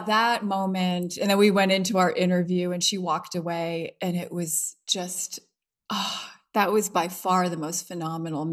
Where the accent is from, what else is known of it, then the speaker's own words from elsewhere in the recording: Providence, Rhode Island, United States; my hometown where I'm from, Providence